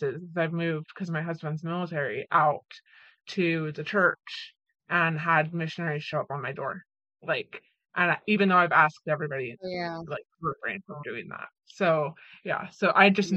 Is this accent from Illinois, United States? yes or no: no; Utah, United States; moved away; growing up in Utah